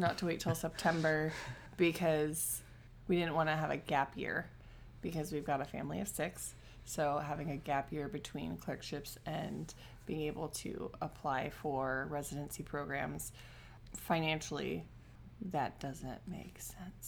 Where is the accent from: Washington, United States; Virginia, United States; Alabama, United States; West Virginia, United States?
Washington, United States; moved away as an adult; also born or lived in Saint Vincent and the Grenadines; we're originally from Washington